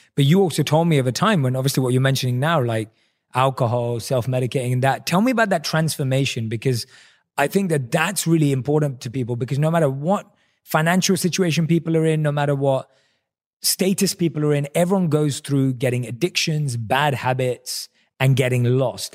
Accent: London, United Kingdom; moved away as an adult; now in United States; growing up in London

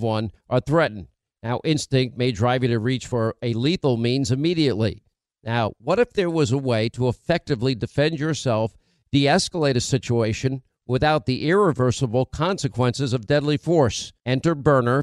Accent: New York, United States; where I grew up in New York

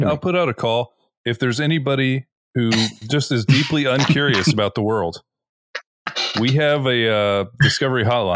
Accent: Florida, United States; we're from Florida. We are at sea level.

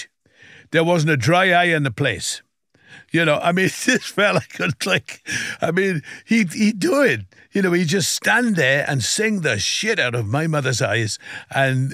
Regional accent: South Wales, United Kingdom; growing up in Wales, you know, I would sing, first of all, in school

